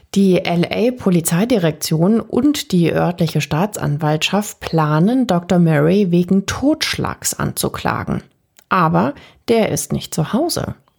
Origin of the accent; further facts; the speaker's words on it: Germany; bei uns in Deutschland